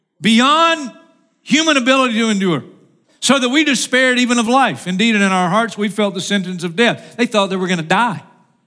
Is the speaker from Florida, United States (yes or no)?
yes; Florida, United States; I'm from Florida, and I'm in stupid cold